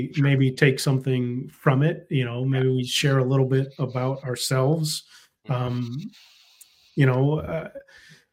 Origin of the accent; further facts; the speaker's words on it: United States; I was raised in America